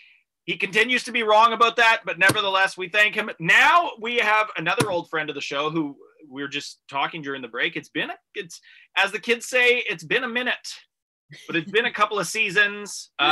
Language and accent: English; Canada; accent: rural Canadian; now in Toronto, Canada; let my true rural Canadian accent just flourish.